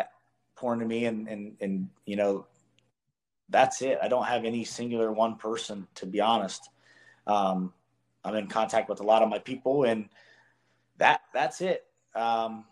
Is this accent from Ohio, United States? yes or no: yes; Columbus, Ohio, United States; single wide trailer kid growing up in Columbus, Ohio